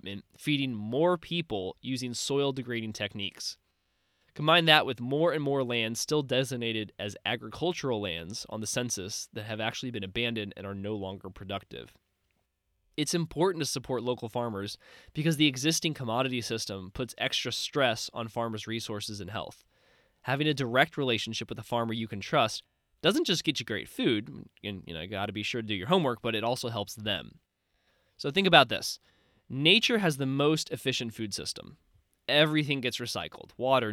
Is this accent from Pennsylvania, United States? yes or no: no; Missouri, United States; my home state of Missouri